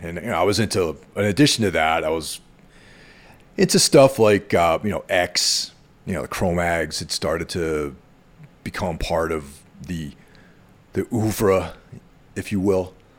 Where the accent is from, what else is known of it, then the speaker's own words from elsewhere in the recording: near the Connecticut border, close to Danbury, New York, United States; near where I grew up on the Connecticut border, close to Danbury